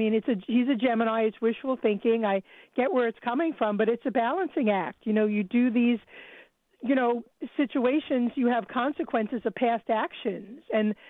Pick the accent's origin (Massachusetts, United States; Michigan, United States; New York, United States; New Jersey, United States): New York, United States; I'm from New York, and I get all the sports in New York.